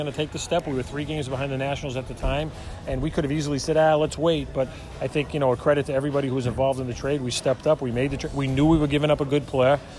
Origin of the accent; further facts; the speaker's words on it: Worcester, Massachusetts, United States; moved away as an adult; I'd still be in Worcester, Mass.